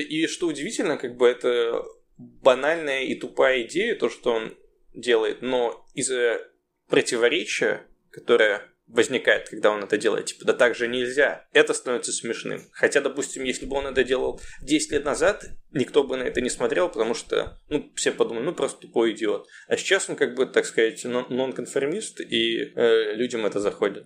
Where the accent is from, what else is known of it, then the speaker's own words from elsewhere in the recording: Russia; also born or lived in Stanford, United States; now in United States; я из России